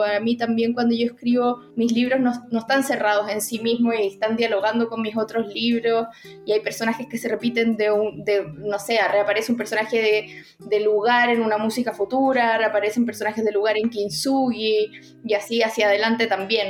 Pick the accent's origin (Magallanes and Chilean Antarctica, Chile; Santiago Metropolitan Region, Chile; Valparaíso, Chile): Santiago Metropolitan Region, Chile; Santiago; yo soy de Santiago, pero mi, casi toda mi familia es de la quinta región